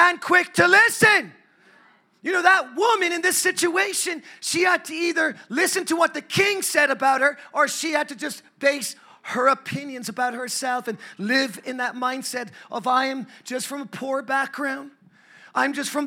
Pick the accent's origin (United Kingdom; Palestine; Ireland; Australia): Ireland; now in United States; I'm from Ireland.